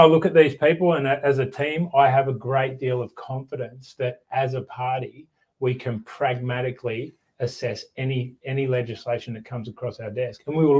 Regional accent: Australia

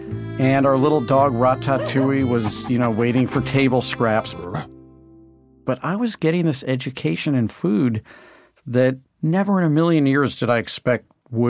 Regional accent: St. Louis, Missouri, United States; I grew up in St. Louis, Missouri, which is not necessarily famous for amazing food

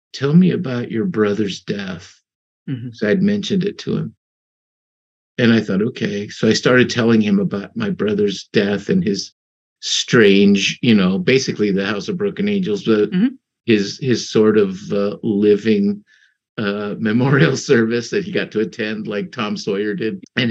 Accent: Mexico; I was born in Mexico

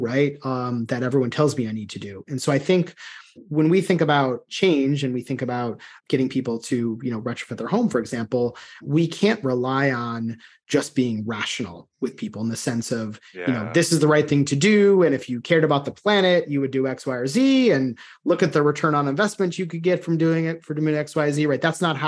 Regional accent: outside of Chicago, Illinois, United States; moved away; growing up outside of Chicago

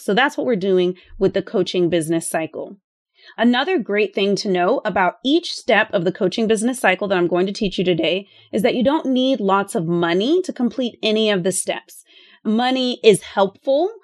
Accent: Austin, Texas, United States; I would like to buy a house here in Austin in my hometown

